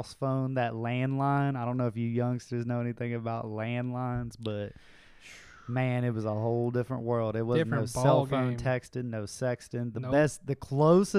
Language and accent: English; West Virginia, United States; we come from West Virginia, home of the bologna sandwich